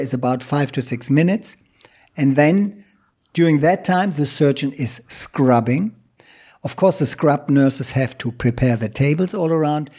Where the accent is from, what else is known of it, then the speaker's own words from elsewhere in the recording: Germany; moved away; also born or lived in Thailand; my home country, Germany